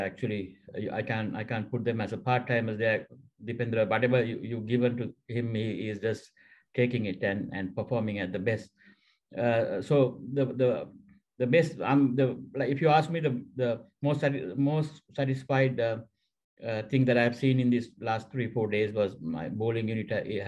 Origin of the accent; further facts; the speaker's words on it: Colombo, Western Province, Sri Lanka; I studied in one of the top schools in Colombo.